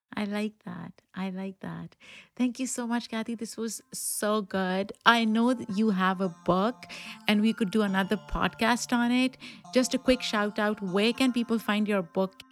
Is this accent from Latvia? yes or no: no; Pakistan; moved away; I grew up in Pakistan